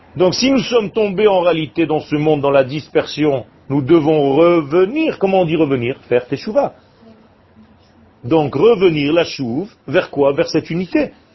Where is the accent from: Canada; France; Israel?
Israel; je suis né en Israël. Il y avait rien quand je suis né